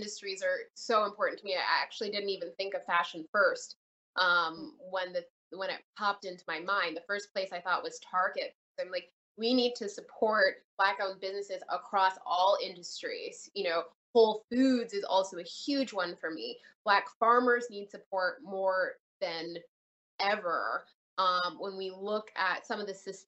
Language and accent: English; Canada; also born or lived in Jamaica; now in United States; I was born in Canada, raised between Canada and Jamaica